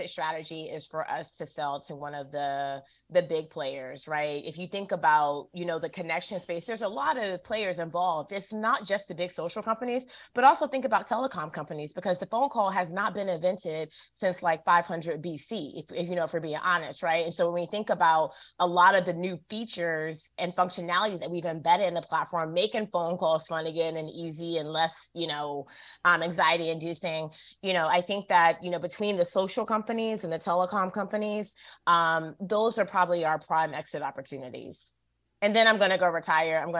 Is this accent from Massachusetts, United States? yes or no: no; Durham, North Carolina, United States; Okay, I'm from Durham, born okay, and raised.